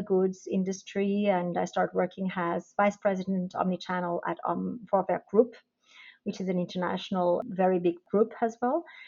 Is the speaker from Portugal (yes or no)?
yes; Portugal; moved away as an adult; now in Switzerland; originally I am from Portugal, where I actually did my studies